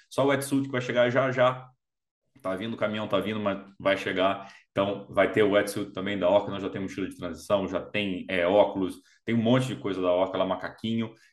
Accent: Belém, Pará, Brazil; moved away as an adult; now in United States; Você é de Belém, né? Isso, eu sou

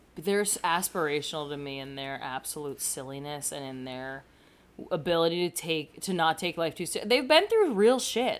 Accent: New Jersey, United States; born or raised there

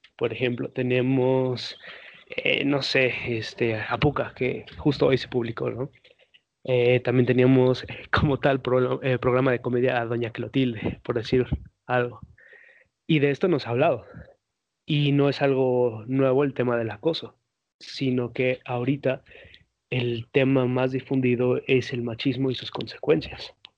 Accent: Mexico; todos somos mexicanos aquí los tres presentes

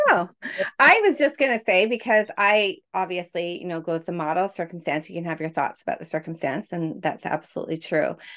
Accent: Quebec, Canada; moved away; I'm from Canada, originally from Quebec

